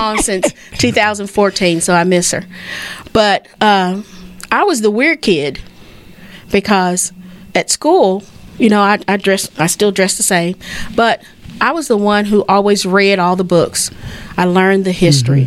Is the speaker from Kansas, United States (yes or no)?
no; Fort Worth, Texas, United States; I grew up in Fort Worth